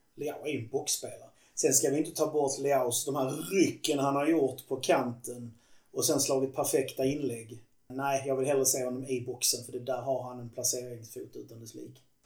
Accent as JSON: {"language": "Swedish", "country": "Sweden", "said": "som svensk"}